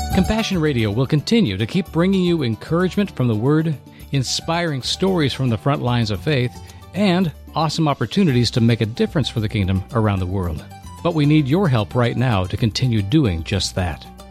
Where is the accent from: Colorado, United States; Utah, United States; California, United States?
California, United States; Thousand Oaks; born or raised there